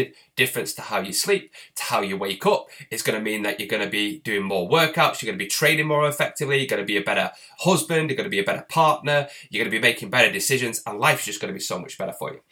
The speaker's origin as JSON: {"language": "English", "town": "Bury", "region": "North West England", "country": "United Kingdom", "said": "I'm actually from Bury, which is next to the town Bolton, and that's where Peter Kay's from, so it's very much a similar area"}